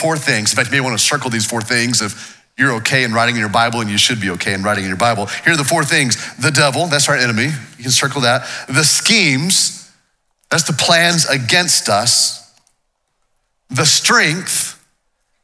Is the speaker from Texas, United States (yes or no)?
yes; Waco, Texas, United States; I grew up here in Waco. This is my hometown.